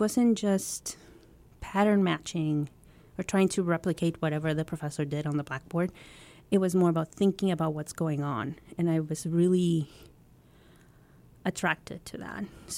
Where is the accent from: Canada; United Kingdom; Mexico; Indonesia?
Mexico; moved away as an adult; now in United States; I grew up in Mexico, and I am the eldest